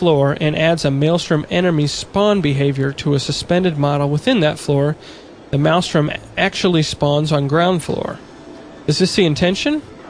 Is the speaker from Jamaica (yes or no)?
no; Denmark; born there